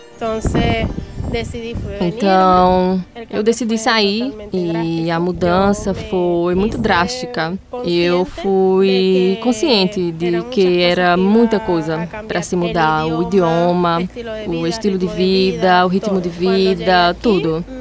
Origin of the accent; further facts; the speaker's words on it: Venezuela; Portuguese is a second language; moved away as an adult; now in Paraíba, Brazil; quando saí da Venezuela